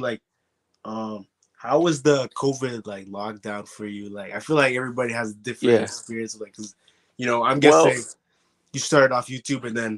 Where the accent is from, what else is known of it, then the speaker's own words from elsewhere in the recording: Canada; I'm from Canada.